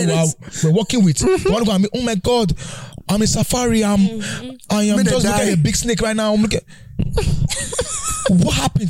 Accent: Nigeria; moved away; All of a sudden now, I'm African. Ancestry. I'm Nigerian.

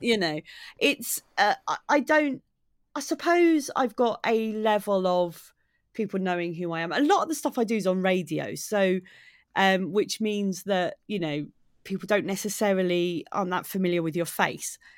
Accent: Maidstone, South East England, United Kingdom; now in Brighton, United Kingdom; I live in Brighton, but I'm from Kent originally. I grew up in Maidstone in Kent.

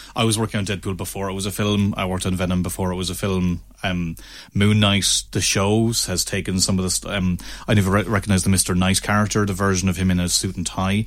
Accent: Ennis, Munster, Ireland; also born or lived in Limerick; I'm from Ennis, down the road

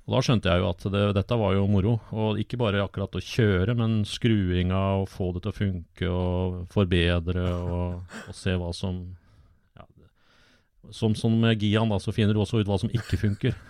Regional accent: Åsgårdstrand, Vestfold, Norway; Jeg vokste opp i Åsgårdstrand

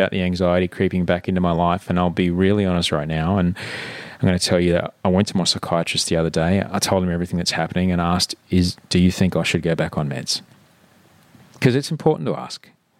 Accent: Brisbane, Queensland, Australia; born or raised there

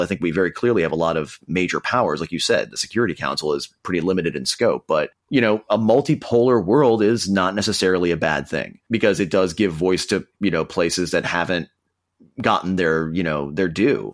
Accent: Minnesota, United States; my home state of Minnesota

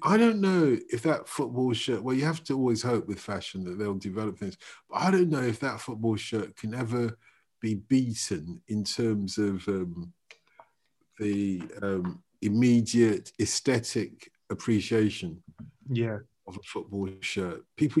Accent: Nigeria; I'm Nigerian

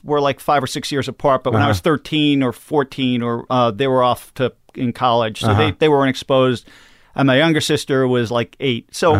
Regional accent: Long Island, New York, United States; Long Island.

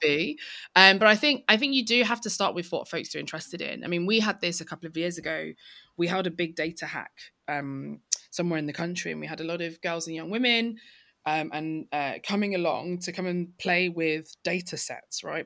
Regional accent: London, United Kingdom; I grew up in East London.

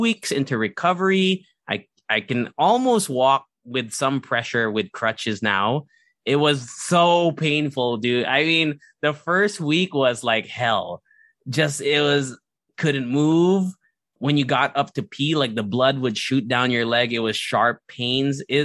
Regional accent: Alaska, United States; moved away; also born or lived in San Diego; I was born in Alaska

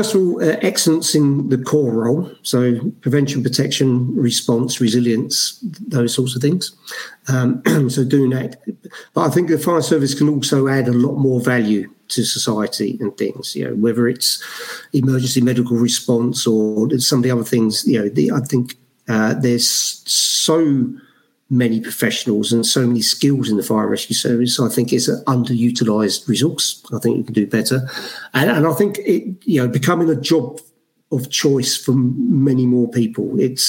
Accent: Brixton, London, United Kingdom; We talked about the police a lot growing up in Brixton in the 80s and things like that, never talked about a fire service.

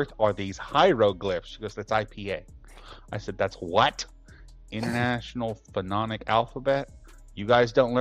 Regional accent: United States; as an American

